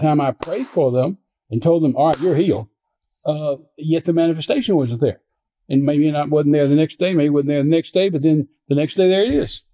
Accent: Midland, Texas, United States; I was raised in Midland, Texas

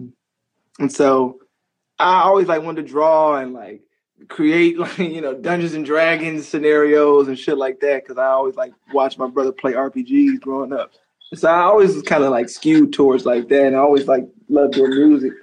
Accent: Tuskegee and Montgomery, Alabama, United States; moved away; I was kind of raised in Tuskegee and Montgomery, you know. First Tuskegee, then Montgomery

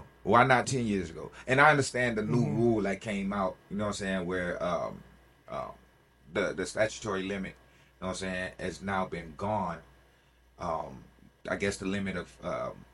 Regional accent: Miami, Florida, United States; we are from Miami

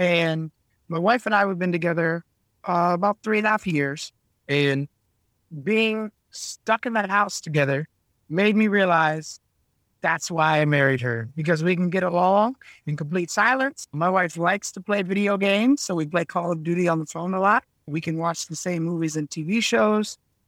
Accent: Scotland, United Kingdom; I was, you know, as the Scottish, I was very cheap.

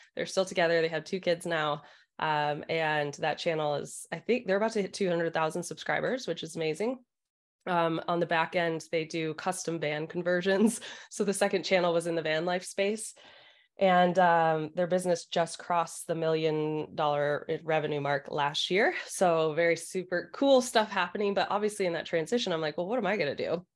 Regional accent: Michigan, United States; moved away as an adult; now in California, United States; I was born and raised in Michigan

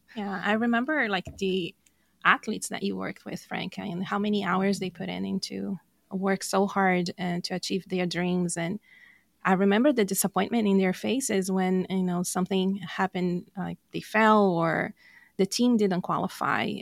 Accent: Brazil; English is a second language; moved away; I'm from Brazil

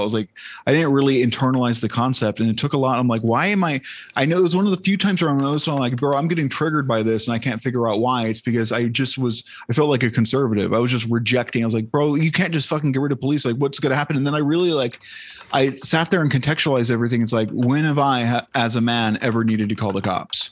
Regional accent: San Diego, California, United States; growing up in San Diego

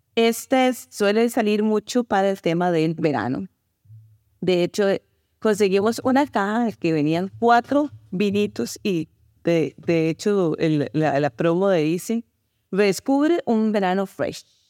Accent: Costa Rica; soy de Costa Rica

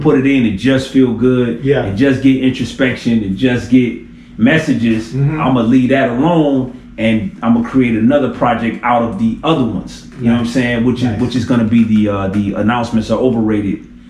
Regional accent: Detroit, Michigan, United States; I'm from Detroit

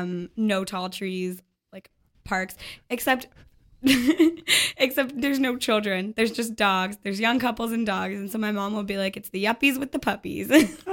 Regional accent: Toronto, Ontario, Canada; now in Montreal, Canada; there's this area in Toronto, that's where I'm from.

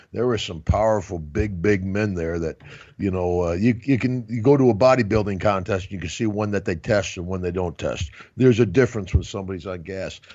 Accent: Glens Falls, New York, United States; I was right here in Albany, New York, you know, 60 miles from my hometown

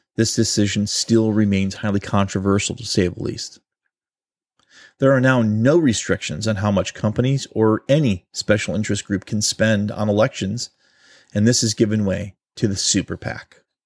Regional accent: Ohio, United States; my home state of Ohio

